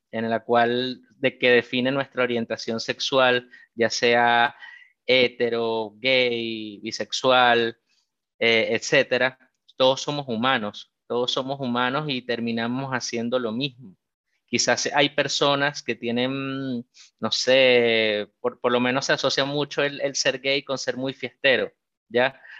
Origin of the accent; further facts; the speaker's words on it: Venezuela; porque como bien dijiste, yo soy venezolano, así que me siento como, como en casa ya que estamos entre, personas del mismo país acá